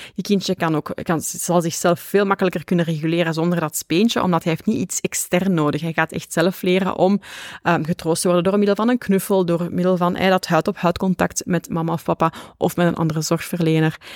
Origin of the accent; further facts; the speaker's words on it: Flanders, Belgium; ik ben een Vlaamse